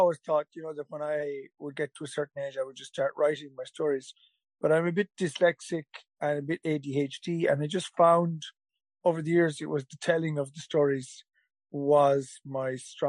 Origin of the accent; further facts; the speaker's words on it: Mayo-Galway border, Connacht, Ireland; So my cousins had a pub where I grew up on the Mayo-Galway border.